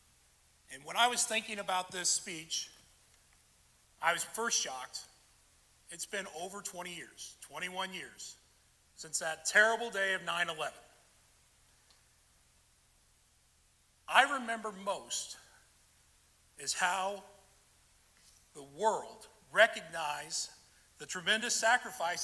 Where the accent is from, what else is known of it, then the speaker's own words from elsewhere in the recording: Vandalia, Illinois, United States; I am from Vandalia, was raised there, went to school there